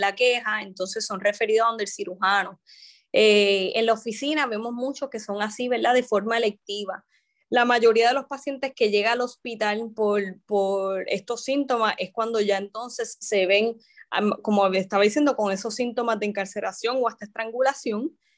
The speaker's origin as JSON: {"language": "Spanish", "town": "San Juan", "country": "Puerto Rico", "tie": "born or raised there", "also_born_or_lived": "Mayagüez / Bayamón", "said": "yo soy originalmente de San Juan, este, estudié allí, ¿verdad? Mi, ahí me crié"}